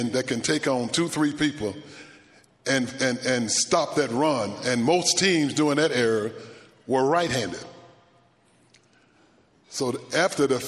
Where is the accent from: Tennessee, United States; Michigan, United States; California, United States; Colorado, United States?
Tennessee, United States; growing up on a farm in Tennessee